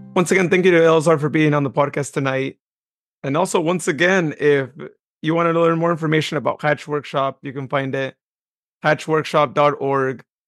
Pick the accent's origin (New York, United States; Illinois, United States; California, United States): California, United States; Modesto; my hometown of Modesto